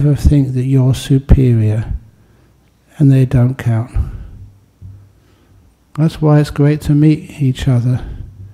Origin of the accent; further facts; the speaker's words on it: London, United Kingdom; growing up just in the aftermath of the Second World War in London